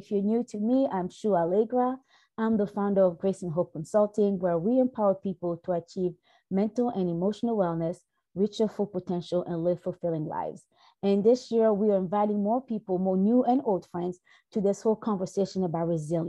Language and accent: English; Brazzaville, Republic of the Congo; moved away; So I'm originally from Brazzaville, Congo, more like West Central Africa.